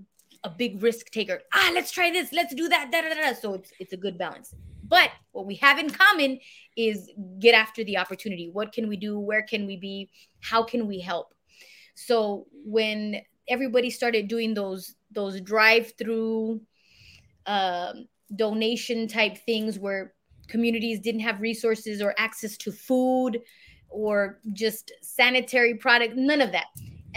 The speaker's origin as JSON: {"language": "English", "town": "La Puente", "region": "California", "country": "United States", "tie": "born or raised there", "also_born_or_lived": "El Paso / Juarez", "said": "And so that's why I was born in El Paso. After that, I think the first 3 years of my life was in Juarez. And then back to El Paso. And then we moved to La Puente."}